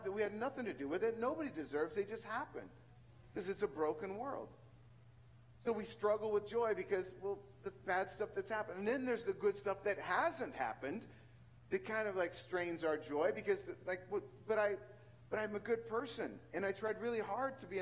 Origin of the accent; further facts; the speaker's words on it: central San Joaquin Valley, California, United States; moved away; the central San Joaquin Valley and you come from where my hometown is